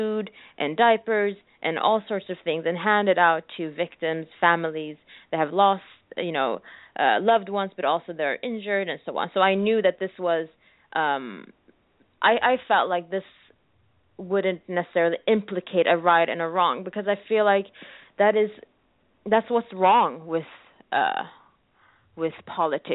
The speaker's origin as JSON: {"language": "English", "country": "Sweden", "tie": "born or raised there", "also_born_or_lived": "New York, United States", "moved": "as an adult", "said": "I'm originally from Eritrea, but then I was born in Sweden"}